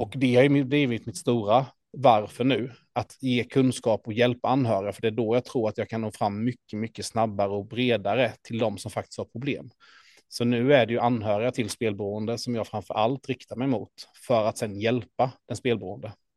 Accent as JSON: {"language": "Swedish", "town": "Ljungby", "region": "Kronoberg County", "country": "Sweden", "tie": "born or raised there", "said": "i Ljungby, min hemstad"}